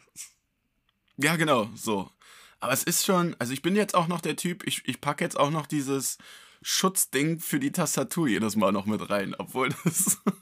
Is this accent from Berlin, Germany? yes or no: yes; Berlin, Germany; als Berliner